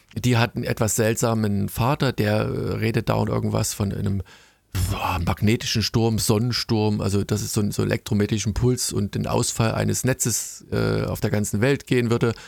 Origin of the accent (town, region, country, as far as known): Germany